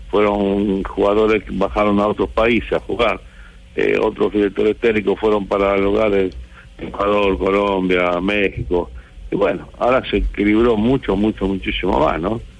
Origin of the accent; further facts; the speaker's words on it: Argentina; Es grande, ¿qué hacemos? Somos argentinos.